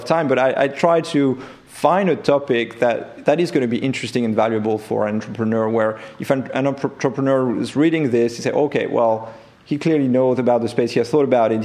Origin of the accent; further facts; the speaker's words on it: France; accent: French; English is a second language; moved away as an adult; also born or lived in Silicon Valley; my accent will remain French